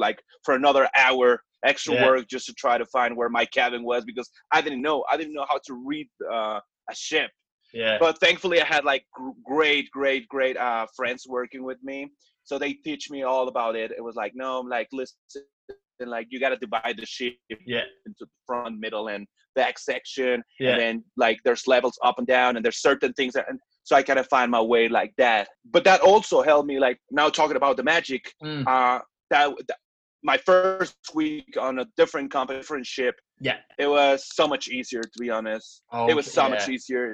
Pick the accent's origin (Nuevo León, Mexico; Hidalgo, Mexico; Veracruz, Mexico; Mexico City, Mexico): Mexico City, Mexico; also born or lived in Playa del Carmen; I've been living all my life in my parents' house here in Mexico City